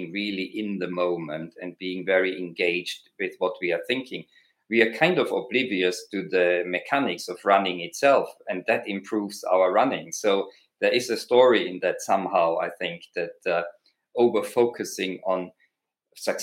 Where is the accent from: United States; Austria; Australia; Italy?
Austria; accent: Austrian; my accent, that's an Austrian accent